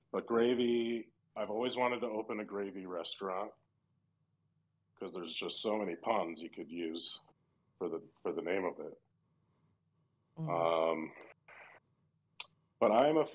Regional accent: Wisconsin, United States; I'm from Wisconsin

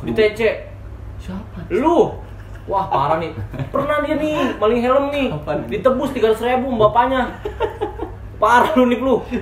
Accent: Bandung, West Java, Indonesia; kampung gua di Bandung

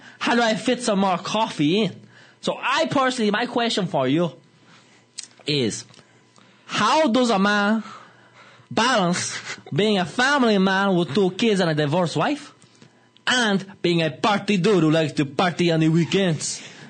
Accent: Balbriggan, Leinster, Ireland; I'm from Balbriggan.

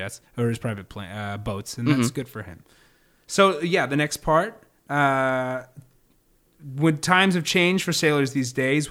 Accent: United States

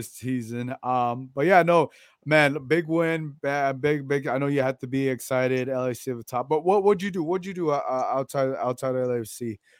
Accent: West Covina, California, United States; Well, I'm from West Covina. I'm assuming you know where that's at, but yeah, I'm from West Covina. But yeah, LA.

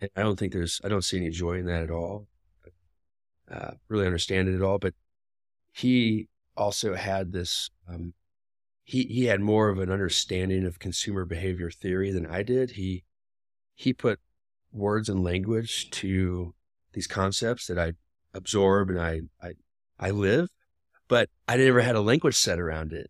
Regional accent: Des Moines, Iowa, United States; now in Denver, United States; I grew up in Des Moines.

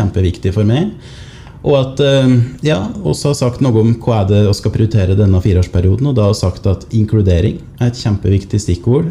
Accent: Otta, Innlandet, Norway; now in Lillehammer, Norway; jeg er fra Otta. Bor nå på Lillehammer

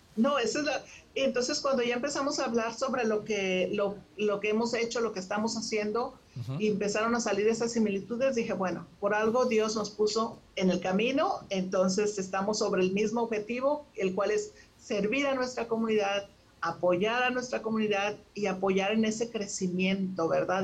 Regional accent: Monterrey, Nuevo León, Mexico; moved away as an adult; now in Houston, United States; yo nací en Monterrey, en Monterrey, México, este, y tengo 30 años viviendo en Houston, Texas.

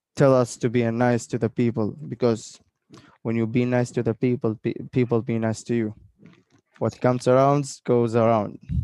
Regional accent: Oman; when they ask me where are you from, I told I told them like I'm from Oman

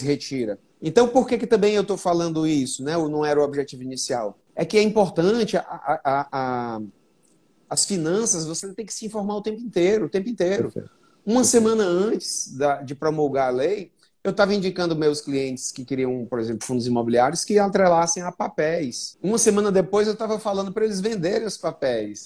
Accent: Fortaleza, Ceará, Brazil; eu sou de Fortaleza, nasci aqui e fiquei a grande parte da minha vida aqui

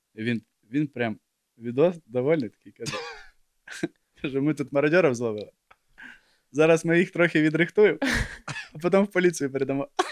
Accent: Ukraine; я виріс в Україні

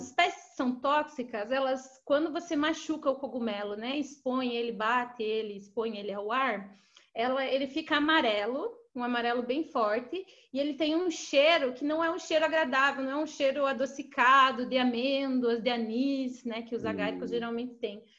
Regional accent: Guarapuava, Paraná, Brazil; moved away as an adult; also born or lived in Florianópolis; now in São Paulo, Brazil; Eu sou do interior do Paraná, de uma cidade chamada Guarapuava

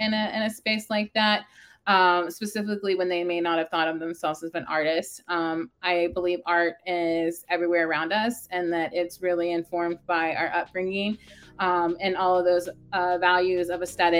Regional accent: Baytown, Texas, United States; also born or lived in Dayton, Texas / Crosby, Texas; growing up in Baytown and living in, you know, Dayton

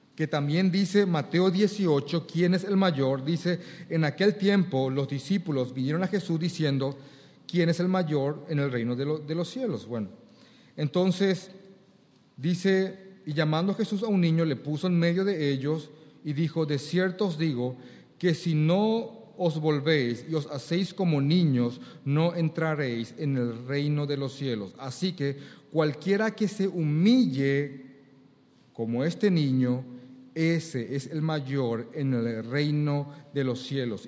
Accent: Paraguay; Cuando en Paraguay decimos dos veces una palabra es cuando le damos mucho énfasis, acá generalmente en Asunción.

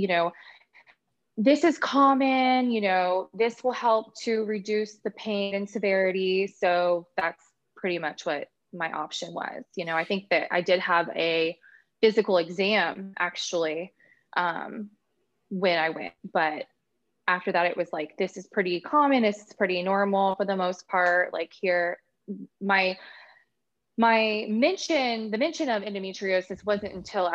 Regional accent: Orlando, Florida, United States; I'm from the Orlando, Florida area

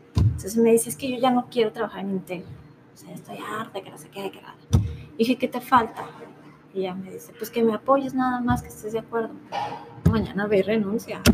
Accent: Guadalajara, Jalisco, Mexico; moved away as an adult; now in Los Cabos, Mexico; Tenemos casa aquí en Guadalajara, nuestra familia está aquí

